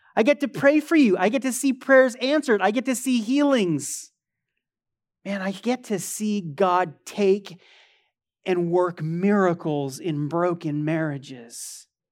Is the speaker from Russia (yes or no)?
no; United States; I love being an American.